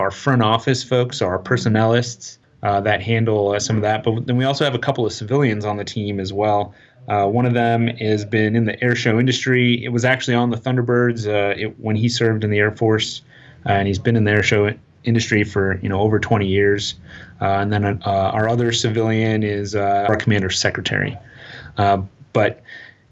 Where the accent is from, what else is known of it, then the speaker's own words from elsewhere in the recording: Tucson, Arizona, United States; I'm from Tucson, Arizona, and where we lived, there weren't a lot of city lights.